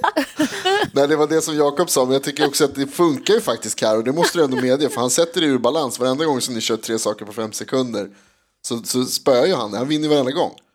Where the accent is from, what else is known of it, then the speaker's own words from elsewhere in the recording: Stockholm, Stockholm County, Sweden; vi är från Stockholm